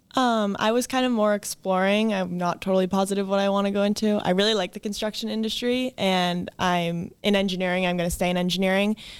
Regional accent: Edmonds, Washington, United States; I grew up in Edmonds

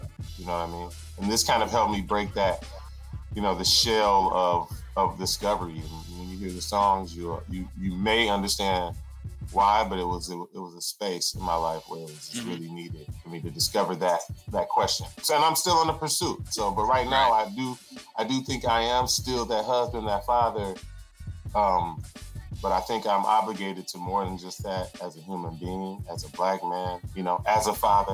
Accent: Flint, Michigan, United States; I was born in Flint, Michigan

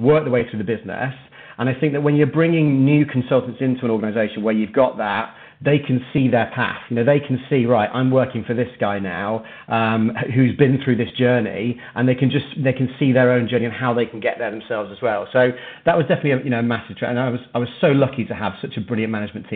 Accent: Manchester, North West England, United Kingdom; moved away; also born or lived in Birmingham; Manchester was my hometown, it's where I grew up

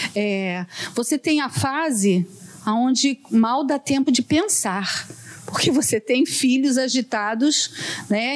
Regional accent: Juiz de Fora, Minas Gerais, Brazil; moved away; quando eu estava na minha adolescência, morava lá em Juiz de Fora

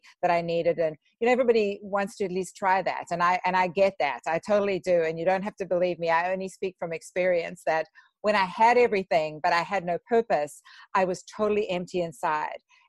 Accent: South Africa; moved away as an adult; also born or lived in Vancouver, British Columbia, Canada; now in United States; I immigrated from South Africa to Canada

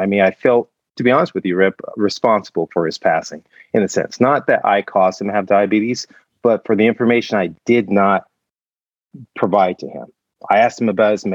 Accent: Compton, California, United States; I was born and raised in Compton, California

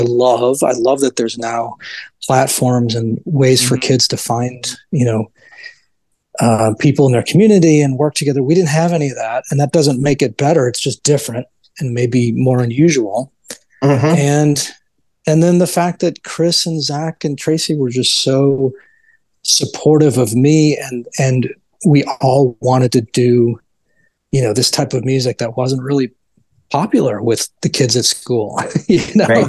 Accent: Evanston, Illinois, United States; also born or lived in Chicago; my parents moved to Evanston, so that would be seventy three

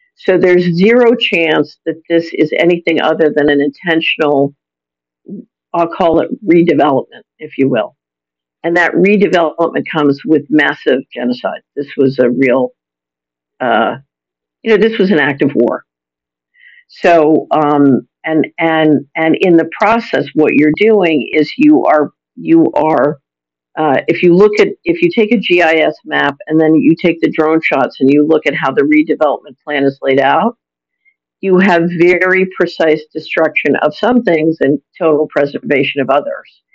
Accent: Philadelphia, Pennsylvania, United States; I'm an American. I grew up in Philadelphia

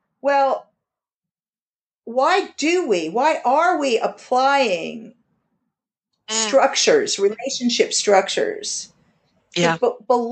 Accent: United States; now in United Kingdom; as American having moved here

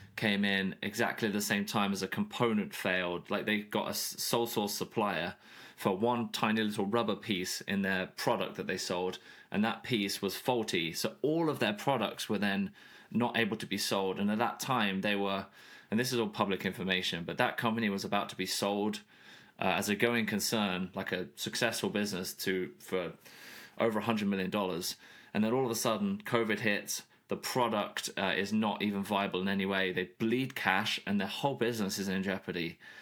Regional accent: United Kingdom; moved away as an adult; now in Nashville, United States; I grew up in the U K.

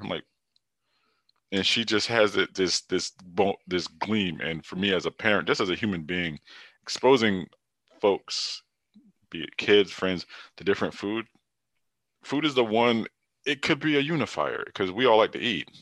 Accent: Hartford, Connecticut, United States; I'm from Hartford, Connecticut

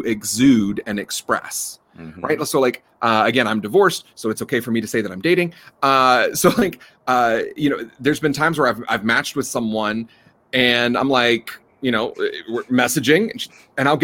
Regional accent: North Carolina, United States; I'm from North Carolina. I'm raised in the South

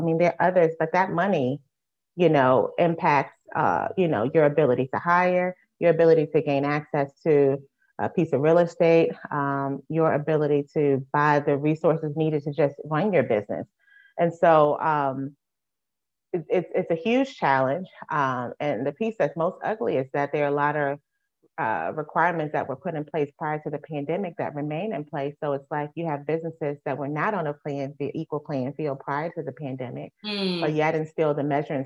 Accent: Richmond, Virginia, United States; my hometown

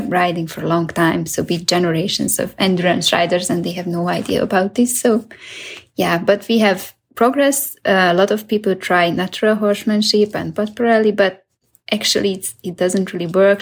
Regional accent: Hungary; I'm from Hungary

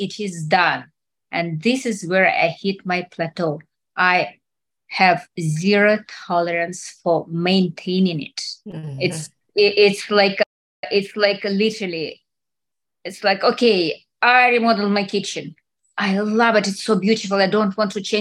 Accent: Russia; moved away; I grew up in Soviet Russia

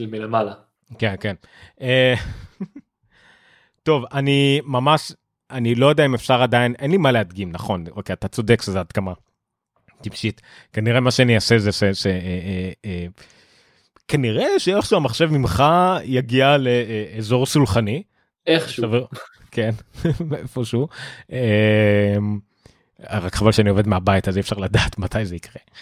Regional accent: Haifa, Haifa District, Israel; גדלתי איתם ב... לא יודע מה, בכרמל שם

